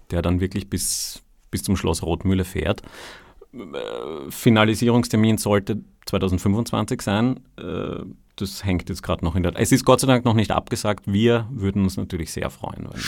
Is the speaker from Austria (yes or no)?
yes; Vienna, Austria; Ich komme aus Kagran, also ein echter Wiener.